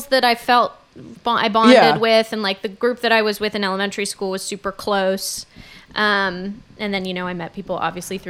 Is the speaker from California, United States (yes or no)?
yes; Santa Monica, California, United States; also born or lived in San Diego; I grew up in Santa Monica